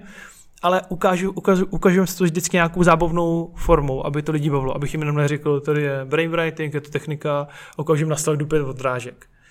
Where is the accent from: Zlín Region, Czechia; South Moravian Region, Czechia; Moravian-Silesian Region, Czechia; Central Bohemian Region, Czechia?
South Moravian Region, Czechia; Brno; jinak su, su z Brna